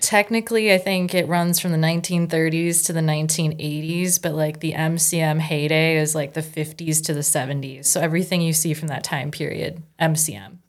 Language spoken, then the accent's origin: English; Fergus Falls, Minnesota, United States; also born or lived in Colorado Springs; I was born and raised here in Fergus Falls